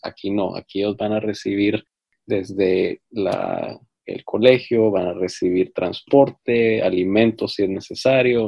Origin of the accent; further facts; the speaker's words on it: Guatemala; now in United States; yo en mi país, en Guatemala